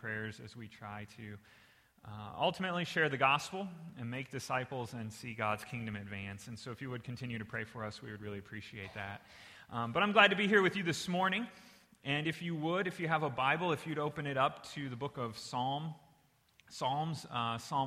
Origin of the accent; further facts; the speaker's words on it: Indiana, United States; moved away; I'm originally from Indiana